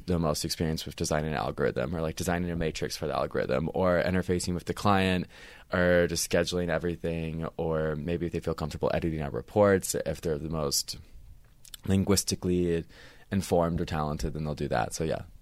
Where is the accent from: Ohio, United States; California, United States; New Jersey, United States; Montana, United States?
Ohio, United States; Cincinnati; moved away as an adult; now in Los Angeles, United States; I'm from Cincinnati, Ohio